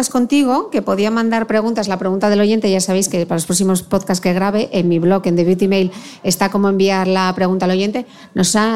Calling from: Argentina; Hola, soy … desde Argentina.

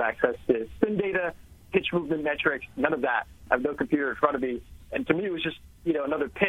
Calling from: New Brunswick, New Jersey, United States; I'm here in New Jersey, right outside New Brunswick.

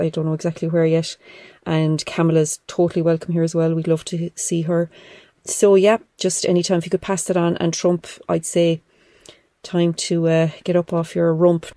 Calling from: Ireland; I'm calling from Ireland

